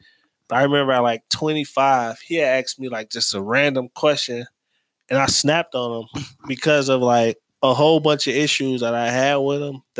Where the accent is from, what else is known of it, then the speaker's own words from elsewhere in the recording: Cleveland, Ohio, United States; When I say I'm from Huff, people look at me like, I'm like, no, 60th and Huff, dog.